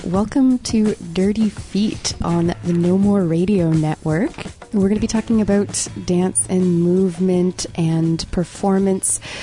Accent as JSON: {"language": "English", "town": "Ottawa", "region": "Ontario", "country": "Canada", "said": "I'm from Ottawa."}